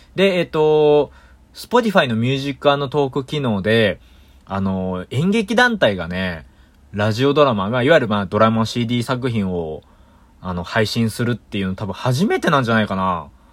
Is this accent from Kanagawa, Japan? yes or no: yes; Yokohama, Kanagawa, Japan; 僕の実家はね、横浜なの